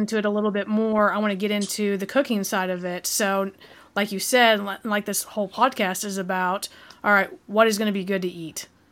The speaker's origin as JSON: {"language": "English", "region": "Southeast Oklahoma", "country": "United States", "tie": "born or raised there", "said": "Southeast Oklahoma, where we grew up and lived."}